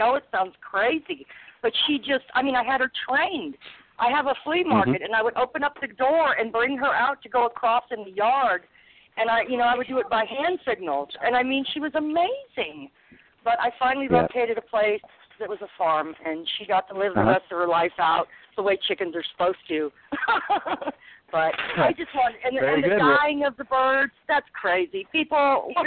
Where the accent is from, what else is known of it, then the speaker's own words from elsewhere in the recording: San Diego, California, United States; now in Richmond, United States; I'm from the beach in San Diego